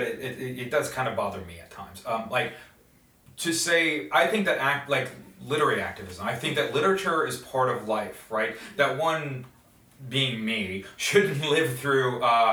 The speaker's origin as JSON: {"language": "English", "country": "United States"}